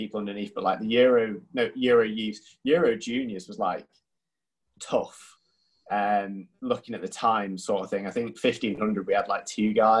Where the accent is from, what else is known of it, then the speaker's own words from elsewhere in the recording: North East England, United Kingdom; I'm from the Northeast.